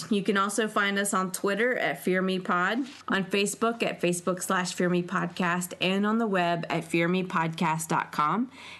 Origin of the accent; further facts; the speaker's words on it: Cincinnati, Ohio, United States; Okay, I was born in Cincinnati.